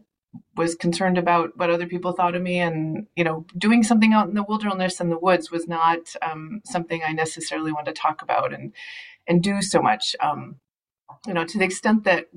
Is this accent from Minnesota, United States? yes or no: yes; Minnesota, United States; also born or lived in the Midwest / the West / Latin America; I am definitely a Minnesotan.